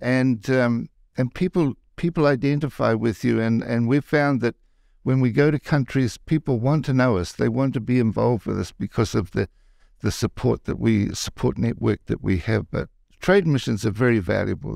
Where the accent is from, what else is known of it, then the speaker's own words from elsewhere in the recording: New Zealand; moved away as an adult; now in Las Vegas, United States; I'm from New Zealand